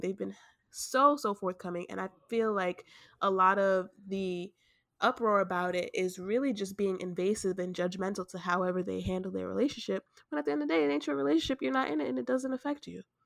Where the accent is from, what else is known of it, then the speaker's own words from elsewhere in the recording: New York, United States; we're from New York